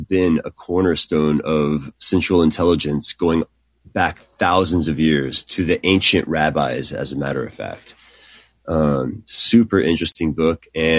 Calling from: Texas, United States; I am from Texas

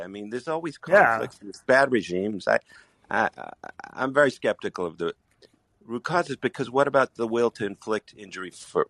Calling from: Israel; and I'm calling from Israel.

